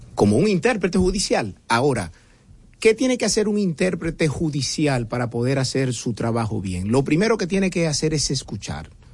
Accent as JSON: {"language": "Spanish", "town": "Santo Domingo", "region": "Distrito Nacional", "country": "Dominican Republic", "tie": "born or raised there", "said": "me crié en Atala. El que sepa lo que es Atala sabe muy bien que es un barrio de clase media pura que está al lado de Honduras, está al frente del 30 de mayo"}